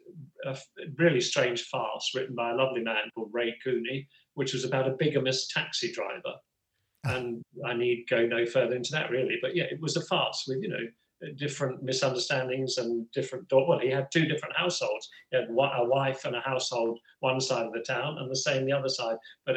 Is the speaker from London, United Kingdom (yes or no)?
yes; Croydon, London, United Kingdom; moved away as an adult; now in Australia; I grew up in South London, again, talking about my voice. If you listen to my three brothers, they're not exactly Cockneys or anything, because South London isn't that, but they are much more London accent-wise than I am.